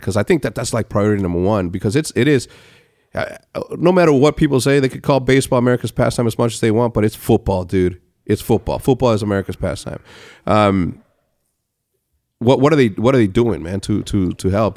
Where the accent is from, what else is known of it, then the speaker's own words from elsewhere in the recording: Mexico; moved away; growing up in Mexico the way that I did, we're all, like, cookie cutter